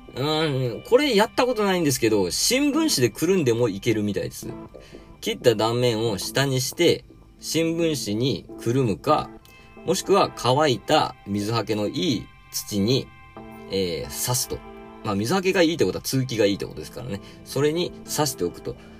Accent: Satsumasendai, Kagoshima, Japan; 私の地元でもですね、毎年9月にですね、秋分の日の前日に、日本一の大綱引きが行

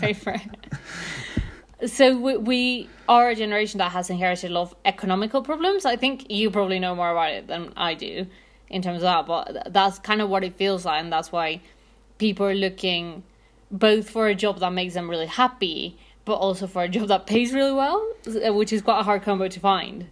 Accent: Mexico City, Mexico; I'm from Mexico City

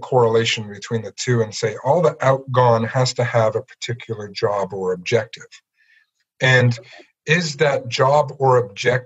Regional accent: Ottawa, Ontario, Canada; moved away as an adult; also born or lived in Palm Beach, Florida / Guelph; now in Peterborough, Canada; I grew up in Ottawa

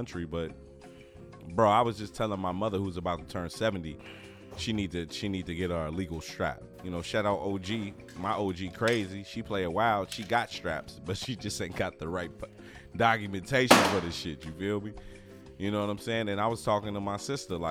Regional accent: United States; I'm an American

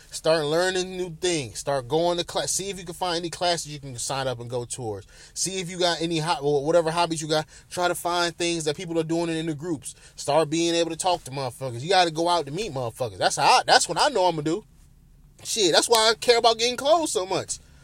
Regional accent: Bedford, Ohio, United States; my hometown, Bedford, Ohio

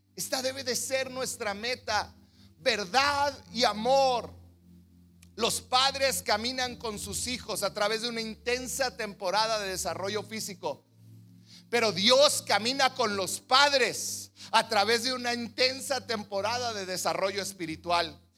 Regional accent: Mexico; crecido como mexicanos

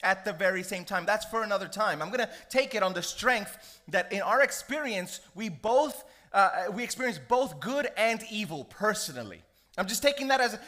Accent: United States; I grew up in America. I'm Puerto Rican, I have African ancestry.

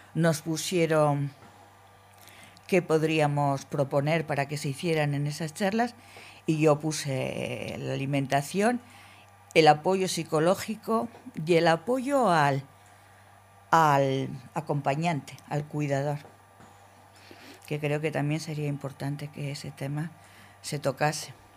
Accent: Logroño, La Rioja, Spain; Yo soy de Logroño

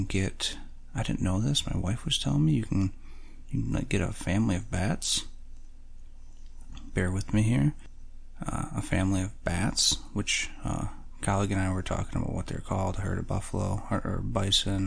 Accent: Michigan, United States; growing up in Michigan

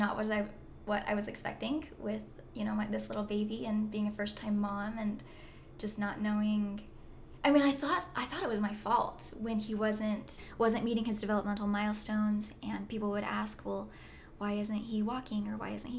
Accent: Orem, Utah, United States; I am from Orem, Utah, and I am the oldest

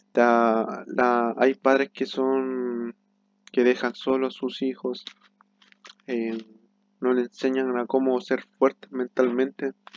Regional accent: Chile; soy de Chile

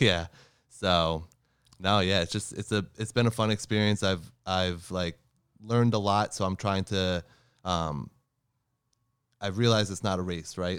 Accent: New Jersey, United States; I'm from New Jersey

